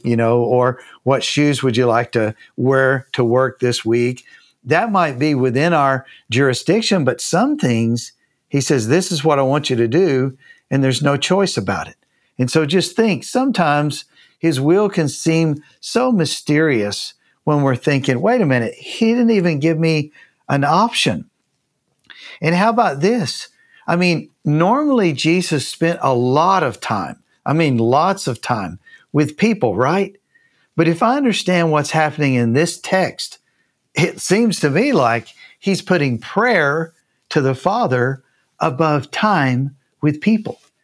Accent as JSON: {"language": "English", "region": "Tennessee", "country": "United States", "also_born_or_lived": "Canada / Japan", "moved": "as an adult", "lives_now": "Columbus, Texas, United States", "said": "I'm from Tennessee."}